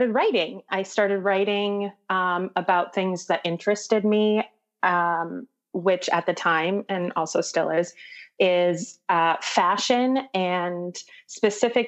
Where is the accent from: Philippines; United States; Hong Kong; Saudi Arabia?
United States; right outside the Twin Cities, Minnesota; moved away; also born or lived in New York City; I grew up in Minnesota, right outside the Twin Cities